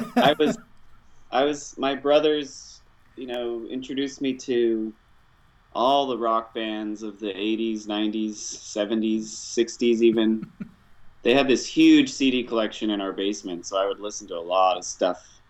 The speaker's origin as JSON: {"language": "English", "town": "Salt Lake City", "region": "Utah", "country": "United States", "tie": "born or raised there", "said": "I grew up in Salt Lake City, Utah"}